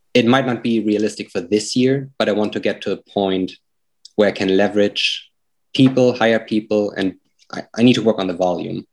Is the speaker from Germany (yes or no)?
yes; Germany; accent: German; now in Lynchburg, United States; my accent is from Germany